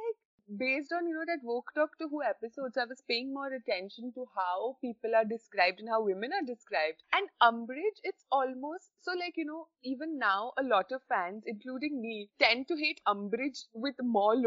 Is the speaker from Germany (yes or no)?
no; India; now in United Kingdom; I'm in the UK from India